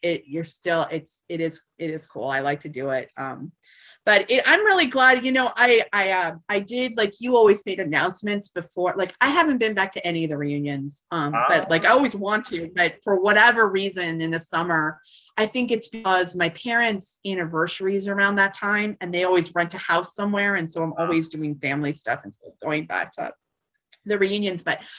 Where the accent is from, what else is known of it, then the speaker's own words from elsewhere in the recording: Laramie, Wyoming, United States; I guess I don't know country, despite the fact that I grew up in Laramie, I really don't know country music all that well.